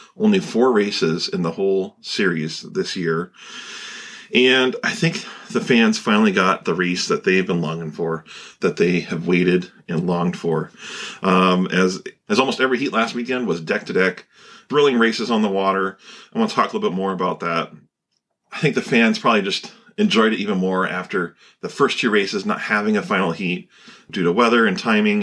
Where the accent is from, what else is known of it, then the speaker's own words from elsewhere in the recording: Pacific Northwest, United States; growing up in the Pacific Northwest